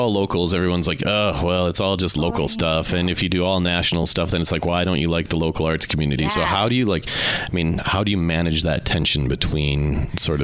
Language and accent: English; Minneapolis, Minnesota, United States; moved away as an adult; also born or lived in Seattle; now in Salt Lake City, United States; I grew up in Minneapolis